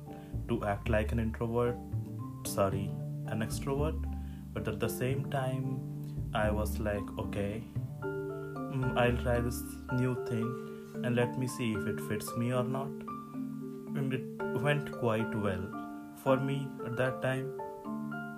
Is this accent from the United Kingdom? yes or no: no; India; I grew up in India